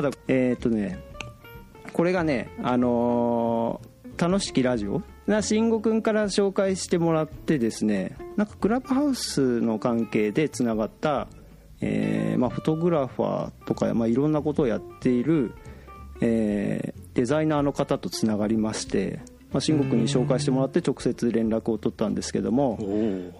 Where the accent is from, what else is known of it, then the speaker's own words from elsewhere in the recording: Akita, Japan; moved away; 僕、あの、出身秋田なんですよ。